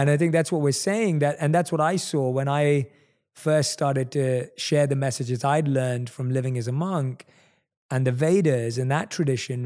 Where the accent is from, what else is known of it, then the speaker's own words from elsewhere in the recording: London, United Kingdom; one of few Indian people in my entire area that I grew up with in London